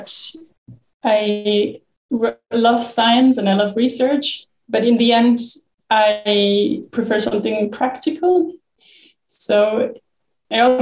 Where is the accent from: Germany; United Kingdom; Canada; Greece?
Germany; moved away; also born or lived in Bonn; I'm originally from Germany, where I studied geography in my bachelor's and master's in Bonn. And I'm from quite a flat part where there's no mountains, no glaciers.